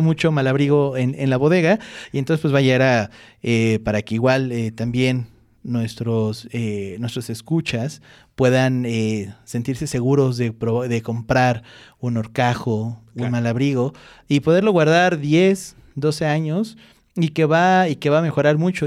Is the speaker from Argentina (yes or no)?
no; Mexico; nosotros como mexicanos